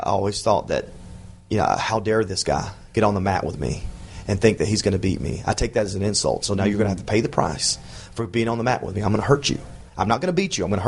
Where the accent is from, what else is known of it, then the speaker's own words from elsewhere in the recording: the South, United States; because I was from the South